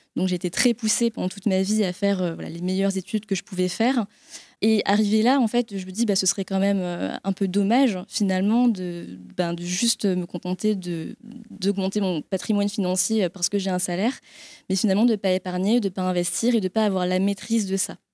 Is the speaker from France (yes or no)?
yes; France; also born or lived in Vietnam; j'étais adoptée euh, à l'âge de 6 mois par mes parents, euh, qui sont du coup euh, bah, effectivement très franco-français